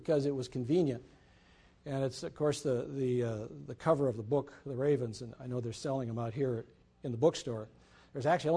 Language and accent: English; Mankato, Minnesota, United States; I was born and raised in Mankato, Minnesota